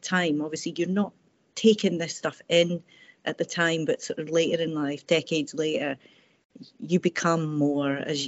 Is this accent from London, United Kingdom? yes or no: no; Airdrie, Scotland, United Kingdom; I grew up in Airdrie, sort of from about age 9 to age about 17.